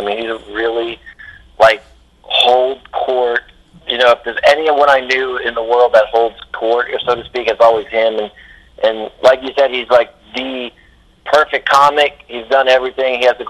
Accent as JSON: {"language": "English", "region": "the South", "country": "United States", "said": "we're both from the South"}